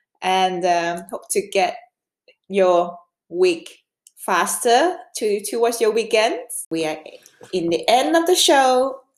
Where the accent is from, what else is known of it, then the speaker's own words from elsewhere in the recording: Hong Kong; English is a second language; also born or lived in England; now in Denmark; Of course I speak Cantonese. I'm from Hong Kong.